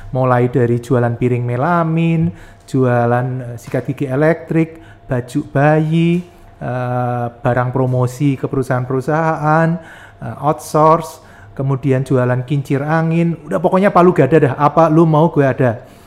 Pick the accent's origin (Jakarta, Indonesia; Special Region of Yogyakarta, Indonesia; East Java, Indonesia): Special Region of Yogyakarta, Indonesia; Yogyakarta; Saya lahir di Jogja uh, sampai kuliah saya di Jogja